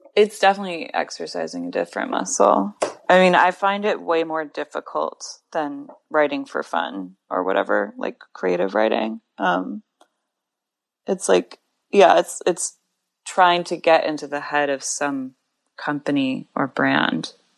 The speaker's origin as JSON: {"language": "English", "town": "Grand Rapids", "region": "Michigan", "country": "United States", "tie": "born or raised there", "also_born_or_lived": "Tucson, Arizona / Ann Arbor, Michigan", "moved": "as an adult", "lives_now": "New York City, United States", "said": "I grew up half in Tucson, Arizona, and half in Grand Rapids, Michigan"}